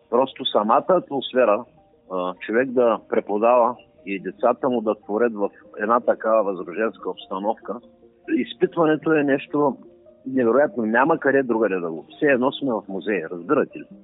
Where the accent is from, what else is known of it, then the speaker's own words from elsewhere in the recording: Shumen, Shumen Province, Bulgaria; в моя роден град Шуман